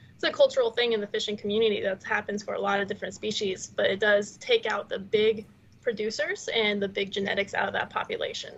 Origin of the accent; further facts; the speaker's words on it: Utah, United States; moved away; I grew up in Utah